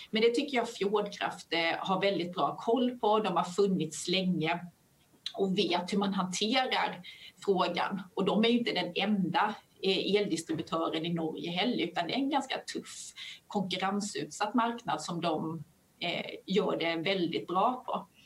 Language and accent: Swedish; Skåne, Sweden; accent: Skånska; Men det, vi sitter ju i Skåne, så det kanske är Eolos vind. Förlåt min skånska för den som lyssnar.